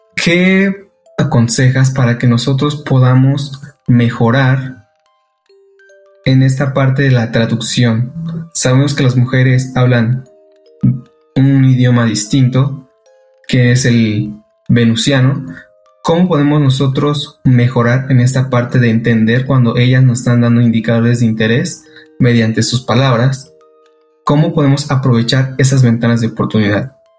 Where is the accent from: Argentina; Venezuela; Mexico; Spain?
Mexico; soy de México